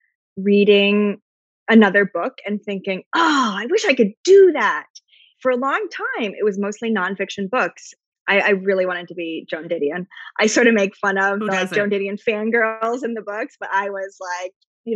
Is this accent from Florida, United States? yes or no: no; New York City, New York, United States; also born or lived in Brooklyn; I'm a lifelong New Yorker, but I grew up in Manhattan